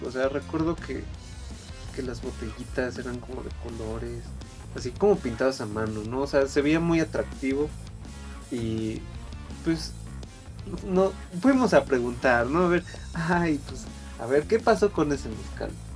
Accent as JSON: {"language": "Spanish", "region": "Puebla", "country": "Mexico", "said": "yo soy de Puebla"}